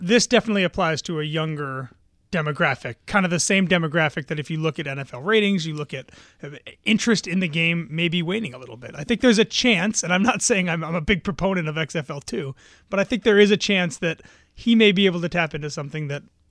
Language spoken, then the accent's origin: English; New Jersey, United States; I grew up in North Jersey.